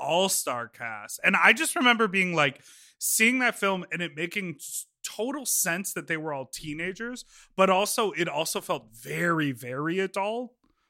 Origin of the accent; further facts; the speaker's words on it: Evanston, Illinois, United States; There was a store in my hometown. I grew up in Evanston, which is where Northwestern is, just out of Chicago.